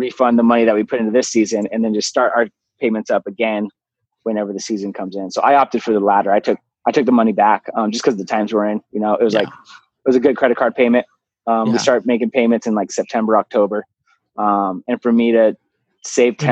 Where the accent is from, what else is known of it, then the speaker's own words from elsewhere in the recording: San Diego, California, United States; I'm from San Diego.